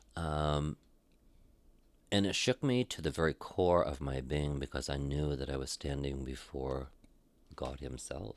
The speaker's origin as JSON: {"language": "English", "town": "Caribou", "region": "Maine", "country": "United States", "tie": "born or raised there", "also_born_or_lived": "Portland, Maine", "moved": "as an adult", "said": "going home to my hometown. Out of Portland, Maine, he wanted me to go back to my hometown"}